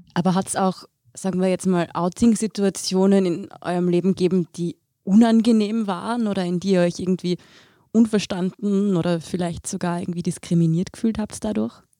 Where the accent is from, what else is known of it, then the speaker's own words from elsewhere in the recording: Tyrolean Oberland, Austria; ich bin ja auch im Tiroler Oberland aufgewachsen